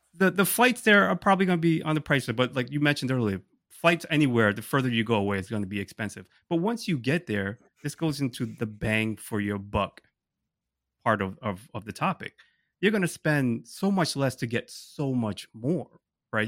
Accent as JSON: {"language": "English", "region": "Rhode Island", "country": "United States", "tie": "born or raised there", "also_born_or_lived": "Thailand", "moved": "as an adult", "lives_now": "New York, United States", "said": "I grew up there, and it, it's a, it's a close place to my heart"}